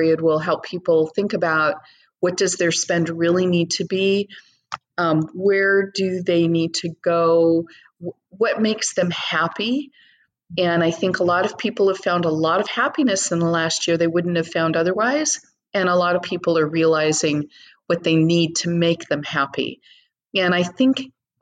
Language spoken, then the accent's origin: English; United States; being an American